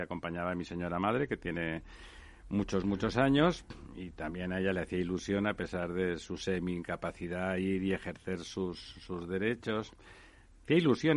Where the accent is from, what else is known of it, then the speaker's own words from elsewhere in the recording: Barcelona, Catalonia, Spain; now in Madrid, Spain; yo soy de, Barcelona, aunque soy ya madrileño de adopción